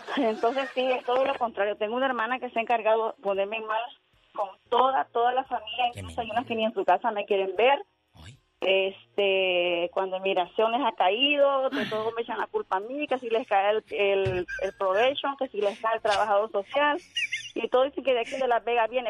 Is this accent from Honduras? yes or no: yes; Honduras; moved away; Yo soy de Honduras